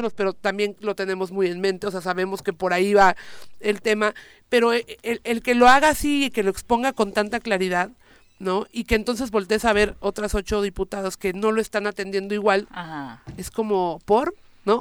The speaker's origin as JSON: {"language": "Spanish", "region": "Morelos", "country": "Mexico", "said": "yo vengo de Morelos"}